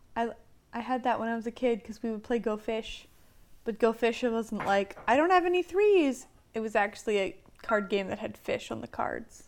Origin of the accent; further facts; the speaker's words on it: Lancaster County, Pennsylvania, United States; I grew up in Lancaster County, and so there have been a lot of Amish in my life.